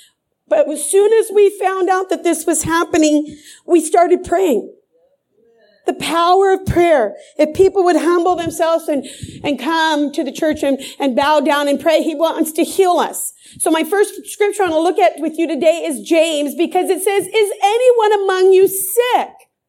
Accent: Croatia; But I'm from Croatia, so we're so blessed to have them.

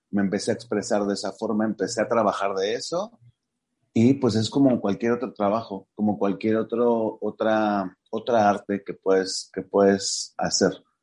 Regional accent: Mexico City, Mexico; hace que llegues a, lugares donde, pues, los que somos aquí de la Ciudad de México no podemos llegar.

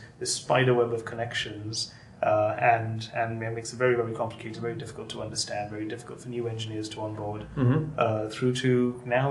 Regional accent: Sri Lanka; now in San Francisco, United States; So I grew up in Sri Lanka, and in Sri Lanka, in the mid 90s

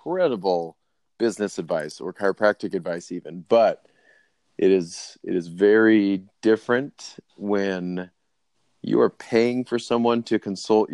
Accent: United States; I'm American

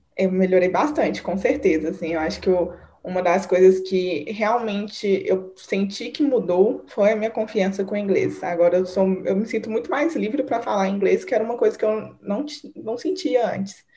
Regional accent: Divinópolis, Minas Gerais, Brazil; moved away as an adult; now in Belo Horizonte, Brazil; Eu sou naturalmente de Divinópolis, mas eu moro em BH tem uns seis anos.

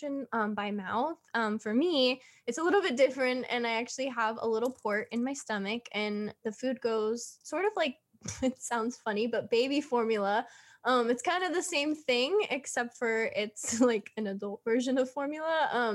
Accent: Southern California, United States; I was born and raised here in California, Southern California

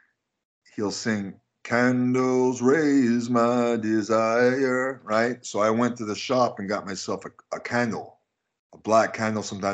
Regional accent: Canada; I'm Canadian

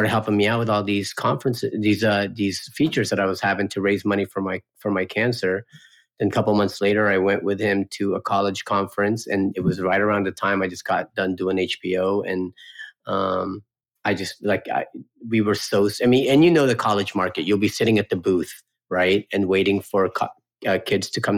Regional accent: California, United States; also born or lived in Philippines / Florida; I was born in the Philippines, moved to California, I think in 84 or so. I was like 6, 7 years old at the time. Pretty much grew up in California until I was 18

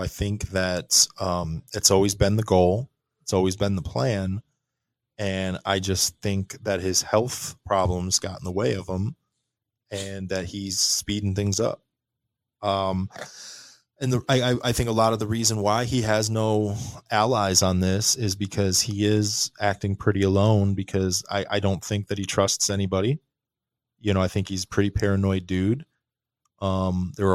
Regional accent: United States; I was born in the United States of America

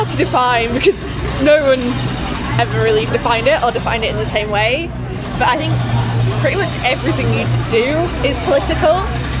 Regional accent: Yorkshire and the Humber, United Kingdom; I think for me, like, I'm from Yorkshire, I'm a woman, yeah

